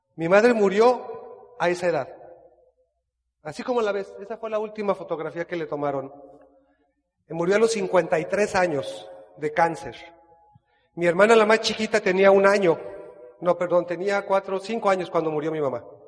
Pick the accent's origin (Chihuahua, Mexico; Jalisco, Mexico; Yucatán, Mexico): Jalisco, Mexico; Guadalajara; moved away as an adult; now in Cancún, Mexico; Soy de Guadalajara, Jalisco